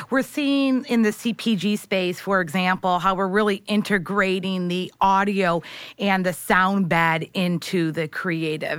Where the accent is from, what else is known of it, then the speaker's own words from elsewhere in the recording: St. Clair Shores, Michigan, United States; moved away as an adult; now in New York, United States; I'm from Michigan.